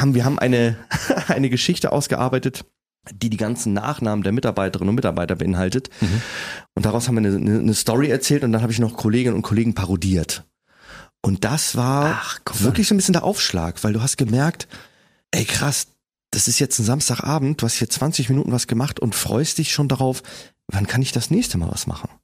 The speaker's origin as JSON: {"language": "German", "town": "Kiel", "region": "Schleswig-Holstein", "country": "Germany", "tie": "born or raised there", "also_born_or_lived": "Preetz", "said": "Bin aber nur geboren und habe dann in Kiel gelebt und bin noch aufgewachsen."}